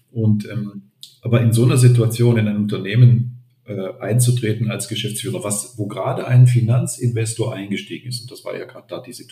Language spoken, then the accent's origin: German; Germany; now in Austria; als Deutscher in Vorarlberg ist man ja ohnehin, man ist ja nicht, man ist ja nicht von hier.